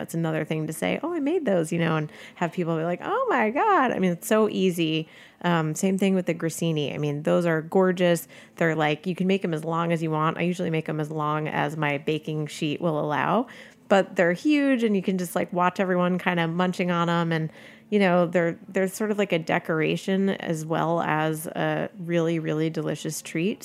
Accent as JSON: {"language": "English", "country": "United States", "said": "I'm, I'm an American cook. I'm an Italian American"}